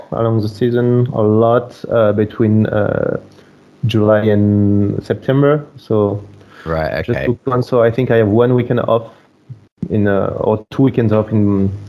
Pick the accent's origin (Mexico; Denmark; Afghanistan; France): France; English is a second language; also born or lived in Brazil; I grew up listening to both languages. I grew up in France, but I traveled a lot to Brazil when I was a child.